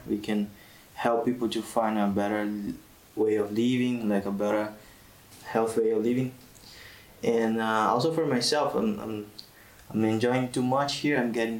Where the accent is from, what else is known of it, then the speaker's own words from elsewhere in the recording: Brazil; now in Tunisia; I'm from Brazil.